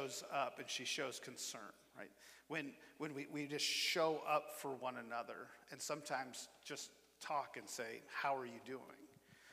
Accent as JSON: {"language": "English", "region": "Iowa", "country": "United States", "also_born_or_lived": "Nebraska / Memphis, Tennessee", "moved": "as an adult", "said": "we're both from the Midwest. I'm from Iowa"}